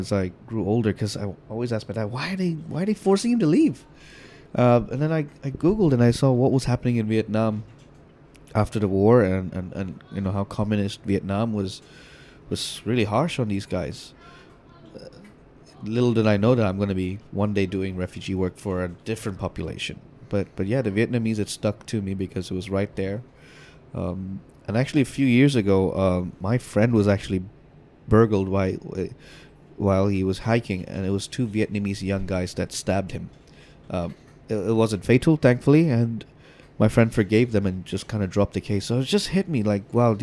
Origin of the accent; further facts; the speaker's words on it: Hong Kong; growing up in Hong Kong